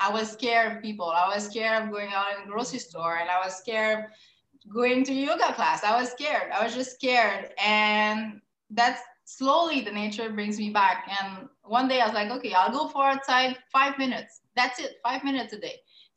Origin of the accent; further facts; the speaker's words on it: Quebec, Canada; I'm from Quebec